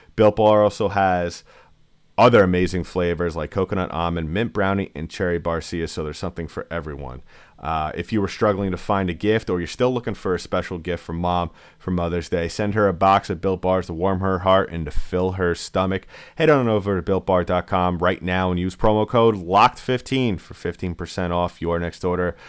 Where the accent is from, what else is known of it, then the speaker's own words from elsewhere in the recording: New York, United States; I am from New York. I admit it, I'm a New York kid